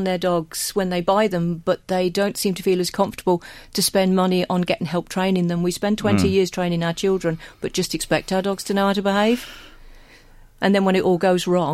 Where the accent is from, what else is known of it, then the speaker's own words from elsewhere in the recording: England, United Kingdom; now in Ireland; I'm English